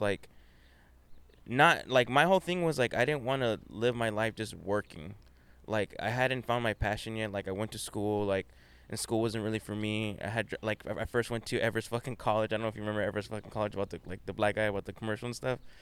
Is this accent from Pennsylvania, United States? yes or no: no; Whittier, California, United States; I grew up in Whittier